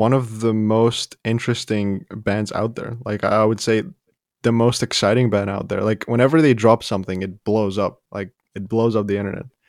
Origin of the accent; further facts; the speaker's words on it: Ivano-Frankivsk, Ivano-Frankivsk Oblast, Ukraine; moved away; I was born in Western Ukraine